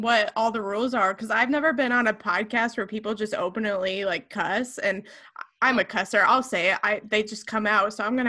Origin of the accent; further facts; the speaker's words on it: Rio, Illinois, United States; I was born and raised in Rio, Illinois. Other people might say it's Rio or R10, and it's a very small farming community that 99% of the world probably never heard of.